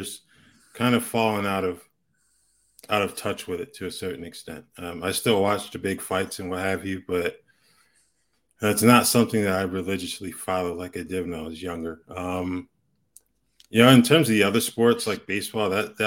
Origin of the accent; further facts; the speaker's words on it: Hartford, Connecticut, United States; moved away as an adult; now in Tucson, United States; I grew up in Hartford, Connecticut